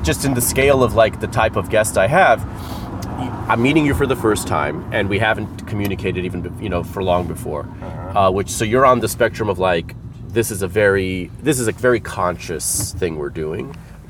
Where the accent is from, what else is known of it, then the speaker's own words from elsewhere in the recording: Los Angeles, California, United States; I'm from Little Armenia.